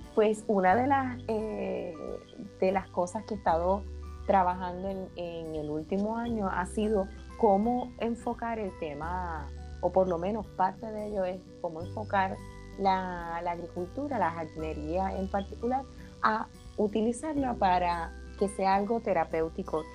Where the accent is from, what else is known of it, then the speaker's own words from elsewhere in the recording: Arecibo, Puerto Rico; soy arecibeña, puertorriqueña, nacida en el pueblo de Arecibo